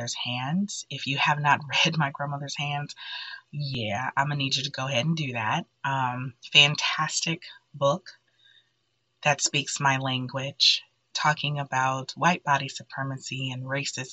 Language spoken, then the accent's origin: English; Detroit, Michigan, United States; growing up in Detroit, where all of my friends pretty much were Black